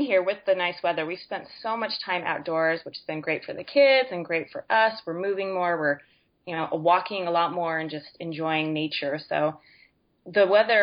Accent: Utah, United States; moved away as an adult; now in New Zealand; I'm originally from Utah and we left the end of June

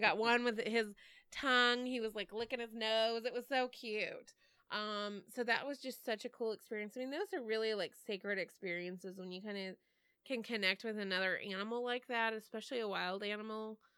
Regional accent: Texas, United States; moved away; I'm from Texas originally

